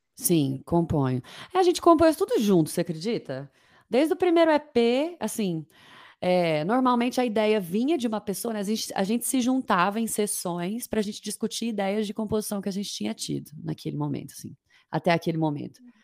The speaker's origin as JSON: {"language": "Portuguese", "town": "Uberlândia", "region": "Minas Gerais", "country": "Brazil", "tie": "born or raised there", "also_born_or_lived": "Uberaba / Niterói / London", "said": "eu nasci em Uberaba, mas eu vivi, eu vivi em Uberlândia a vida inteira"}